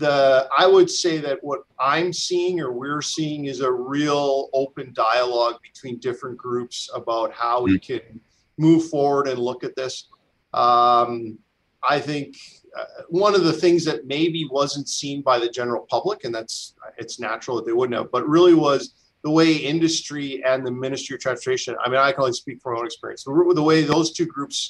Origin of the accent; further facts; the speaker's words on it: British Columbia, Canada; our province, and I'm a British Columbian